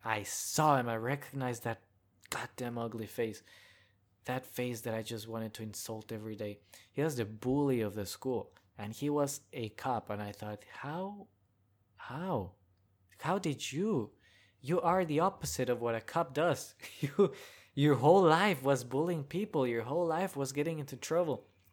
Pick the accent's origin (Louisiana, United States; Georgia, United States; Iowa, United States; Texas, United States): Texas, United States; Hidalgo; also born or lived in China; now in Austin, United States; my hometown, which is Hidalgo, back in the border area